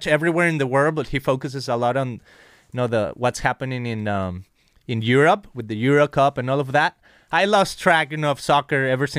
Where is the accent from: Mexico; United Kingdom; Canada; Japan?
Mexico; Guadalajara, Jalisco; moved away as an adult; now in Costa Mesa, United States; I remember growing up in Mexico